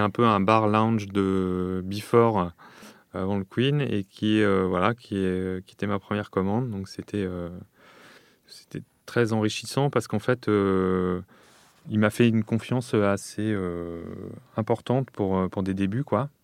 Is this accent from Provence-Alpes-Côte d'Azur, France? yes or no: no; Lyon, Auvergne-Rhône-Alpes, France; j'ai grandi euh, à Lyon.